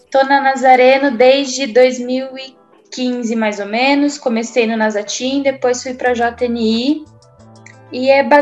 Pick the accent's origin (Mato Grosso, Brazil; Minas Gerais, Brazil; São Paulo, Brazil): São Paulo, Brazil; Franca; now in Campinas, Brazil; Moro em Campinas, mas não sou de Campinas, eu sou de Franca, uma cidade já ali divisa com Minas